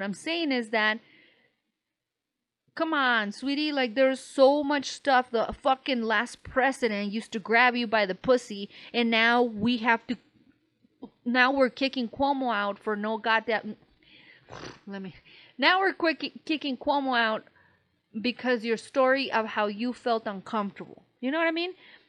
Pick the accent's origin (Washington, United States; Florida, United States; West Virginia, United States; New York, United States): New York, United States; accent: New York; because we're from New York. It's a stupid-ass accent, stupid-ass fucking commentary.